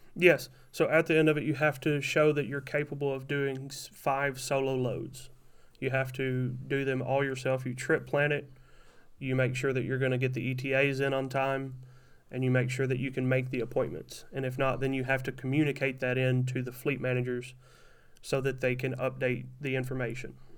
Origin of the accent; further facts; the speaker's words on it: Kentucky, United States; moved away as an adult; also born or lived in Tennessee area; now in Wisconsin, United States; I'm from Kentucky